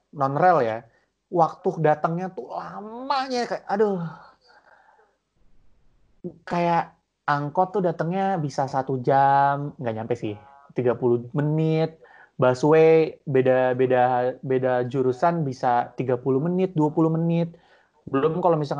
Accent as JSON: {"language": "Indonesian", "town": "Cibubur", "country": "Indonesia", "said": "Sementara kalau misalkan kayak kita orang Cibubur tuh cuma nunggu harus nunggu LRT."}